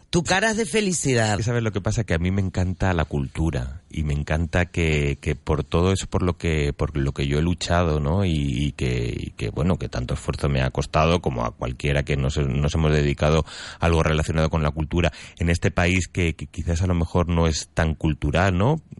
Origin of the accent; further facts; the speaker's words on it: Ávila, Castile and León, Spain; yo soy de Ávila, castellano de pura cepa.